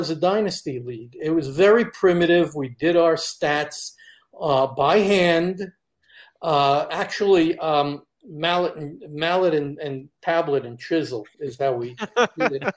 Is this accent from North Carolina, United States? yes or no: no; Philadelphia, Pennsylvania, United States; now in Central Florida, United States; I'm from the Philadelphia area. I now live in Central Florida